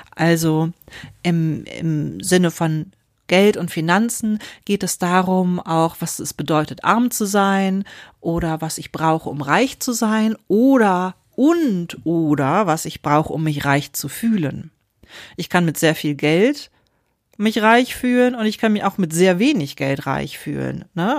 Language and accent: German; Wuppertal, North Rhine-Westphalia, Germany; moved away as an adult; also born or lived in Berlin; als ich aber auch noch sehr klein war, sind wir dann nach Deutschland gekommen, nach Wuppertal